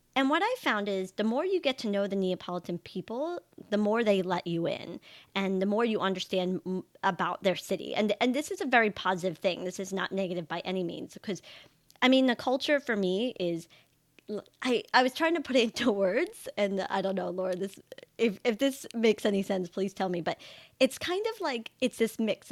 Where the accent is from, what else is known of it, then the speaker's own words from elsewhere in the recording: New York City, New York, United States; also born or lived in Italy; I grew up in New York